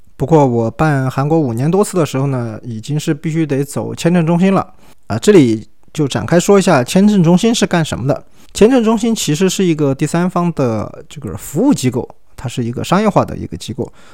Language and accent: Chinese; China; also born or lived in Chengdu; 我中国人打电话去，还是零二八的那个区号， 成都的座机